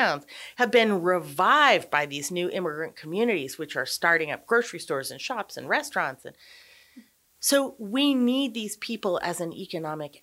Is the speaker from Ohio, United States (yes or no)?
no; Montana, United States; I'm from Montana